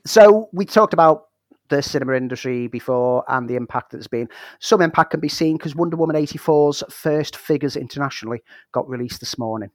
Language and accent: English; Liverpool, North West England, United Kingdom; I was born in Liverpool